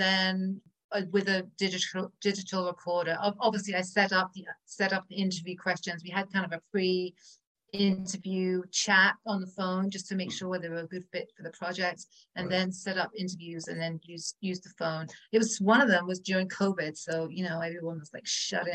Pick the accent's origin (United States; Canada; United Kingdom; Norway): United Kingdom; England; moved away; I'm from England, right? So we smoke a lot, we drink a lot, we eat a lot of cheese and butter and sugar. That was pretty much my diet growing up.